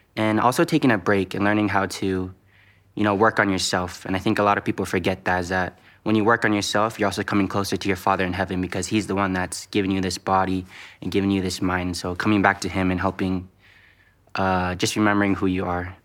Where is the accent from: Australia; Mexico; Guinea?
Guinea; Conakry; I'm from Guinea, Conakry.